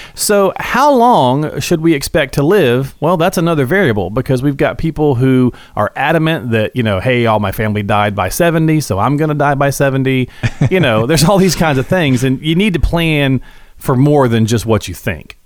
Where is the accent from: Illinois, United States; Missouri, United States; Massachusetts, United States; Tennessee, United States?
Tennessee, United States; Morristown; I'm from Morristown